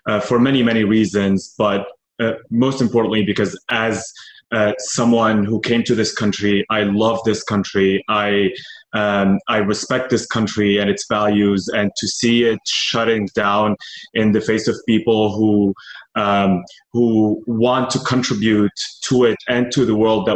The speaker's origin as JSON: {"language": "English", "country": "Syria", "tie": "born or raised there", "moved": "yes", "lives_now": "United States", "said": "I had a great childhood in Syria"}